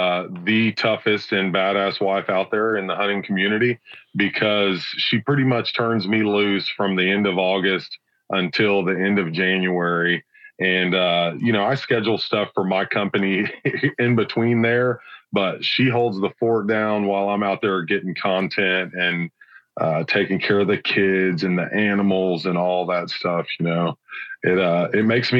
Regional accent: Central Texas, United States; I grew up here in Central Texas.

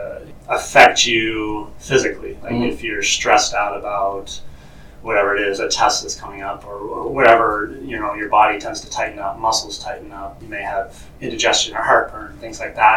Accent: Maine, United States; moved away as an adult; also born or lived in Arizona; transitioned back to my home state of Maine. Been back here raising my kids

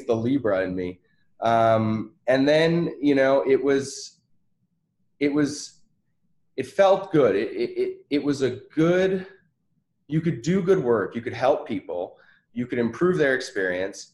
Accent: New York City, New York, United States; moved away; also born or lived in the South; I was born in Manhattan, New York

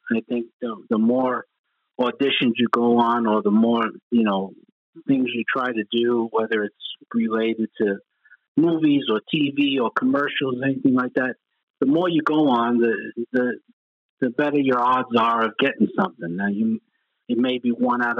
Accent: New York, United States; when I was growing up in New York.

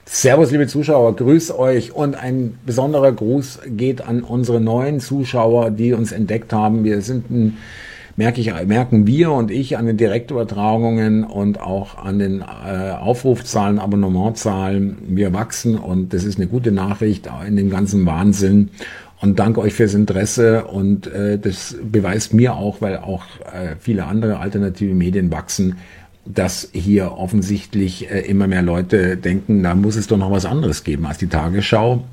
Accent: Munich, Bavaria, Germany; ich bin selber Münchner

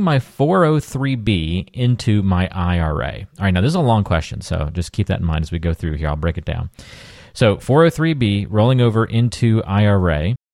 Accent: Raleigh, North Carolina, United States; moved away; I'm from Raleigh, North Carolina, or well, have lived there, uh, in Raleigh, North Carolina

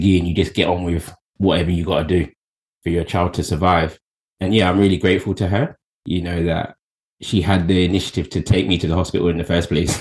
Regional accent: Kettering, United Kingdom; I was born in Kettering, Bedfordshire

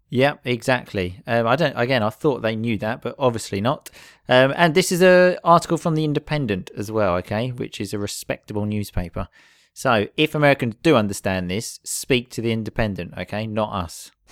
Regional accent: United Kingdom; we are British

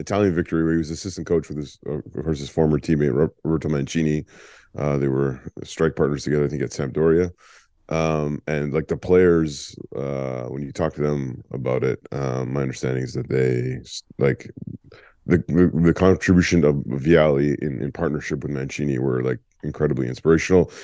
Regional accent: Ontario, Canada; growing up in Ontario

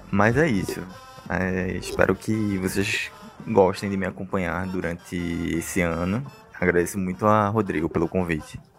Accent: Sirinhaém, Pernambuco, Brazil; sou natural de Siriaém

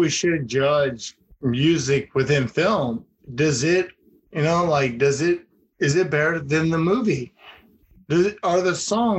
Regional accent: United States; I didn't grow up in Canada. I grew up in America.

